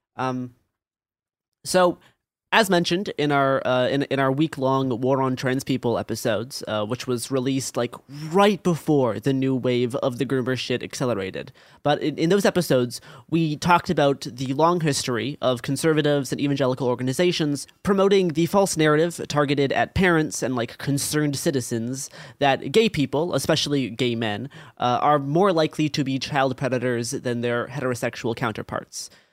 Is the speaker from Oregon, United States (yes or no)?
yes; Portland, Oregon, United States; growing up in Portland, Oregon in, like, the twenty teens